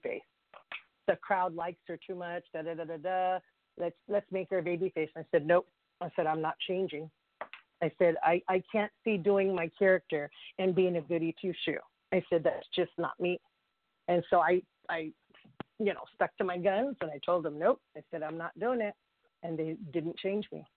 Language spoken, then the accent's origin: English; California, United States; also born or lived in Hawaii / Chavez Ravine, Los Angeles; I am born and raised in California. I'm a native Californian